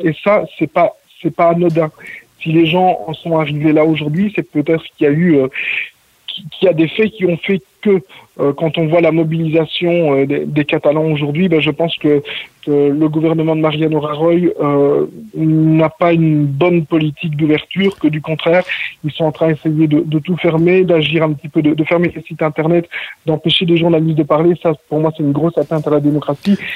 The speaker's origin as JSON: {"language": "French", "country": "Belgium", "moved": "yes", "lives_now": "Mont-roig del Camp, Spain", "said": "je suis belge d'origine"}